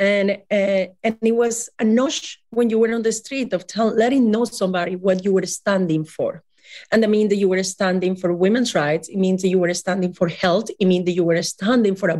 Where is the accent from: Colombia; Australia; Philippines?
Colombia; my home country, Colombia